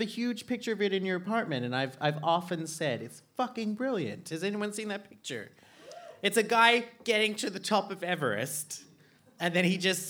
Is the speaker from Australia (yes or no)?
yes; Australia; now in Iceland; growing up in Australia